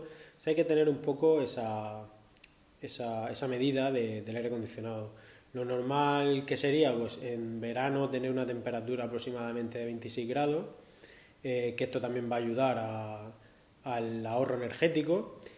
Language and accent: Spanish; Murcia, Region of Murcia, Spain; soy de Murcia